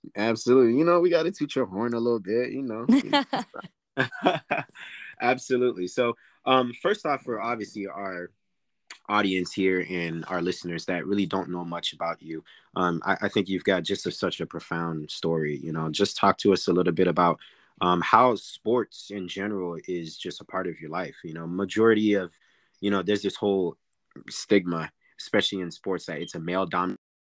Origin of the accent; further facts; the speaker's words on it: Orlando, Florida, United States; I'm located in Orlando, which is my hometown